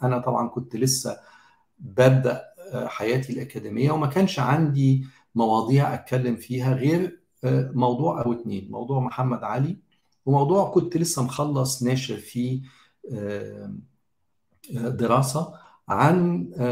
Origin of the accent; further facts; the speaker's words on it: Egypt; انا صحيح مصري